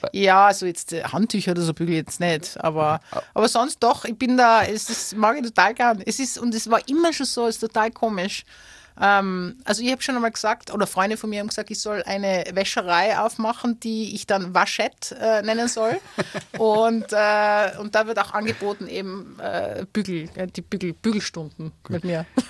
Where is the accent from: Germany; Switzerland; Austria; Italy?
Austria; Tyrol; moved away as an adult; now in Australia; ich bin Tirolerin, ich bin die Österreicherin, ich bin Europäerin